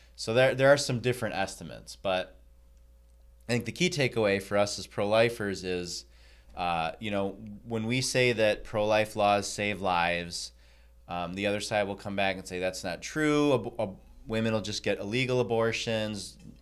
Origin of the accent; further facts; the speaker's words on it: Michigan, United States; I am from Michigan.